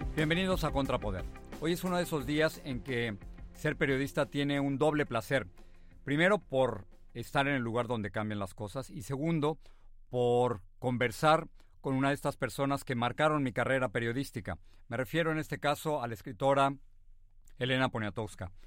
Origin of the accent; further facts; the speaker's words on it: Mexico; moved away as an adult; now in United States; me fui de México, me fui a los Estados Unidos